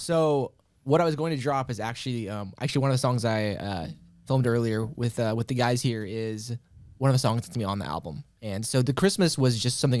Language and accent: English; Carbondale, Illinois, United States; born and raised Carbondale, Illinois. So that been pretty much been there my whole life